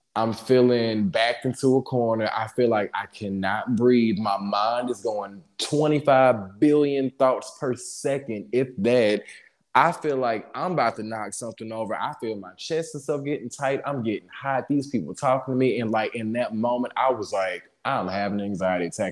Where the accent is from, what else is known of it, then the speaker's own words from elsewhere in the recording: Jackson, Mississippi, United States; moved away as an adult; now in Dallas, United States; I grew up in Jackson